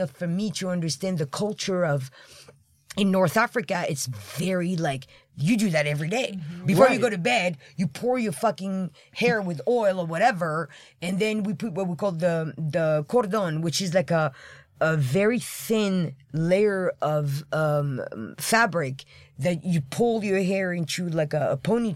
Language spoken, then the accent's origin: English; Île-de-France, France; English is a second language; moved away; I grew up in France, I was born in France, but my grandmother was from Algeria